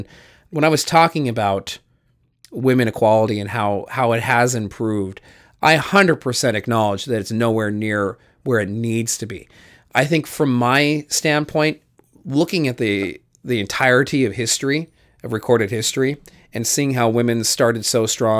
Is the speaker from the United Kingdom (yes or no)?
no; Canada; I am Canadian, and so my health care is covered.